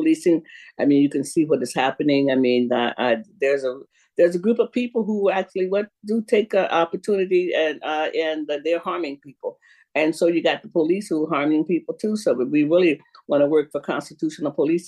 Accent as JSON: {"language": "English", "region": "Louisiana", "country": "United States", "tie": "born or raised there", "also_born_or_lived": "Florida", "moved": "yes", "lives_now": "Seattle, United States", "said": "I grew up in Louisiana"}